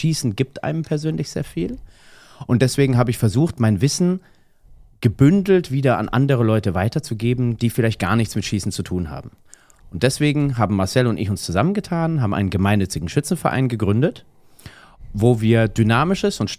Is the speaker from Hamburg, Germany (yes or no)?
yes; Hamburg, Germany; ich komme aus Hamburg.